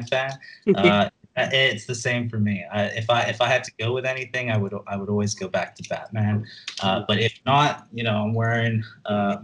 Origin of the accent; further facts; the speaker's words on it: Hong Kong; I'm from Hong Kong, and here we have a convenience store called Park and Shop